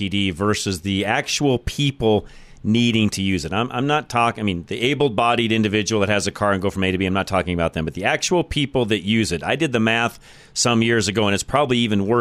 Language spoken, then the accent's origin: English; Boulder, Colorado, United States; growing up in Boulder